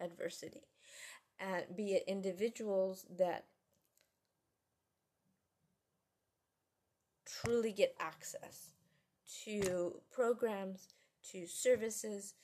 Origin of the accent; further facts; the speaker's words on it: United States; as an American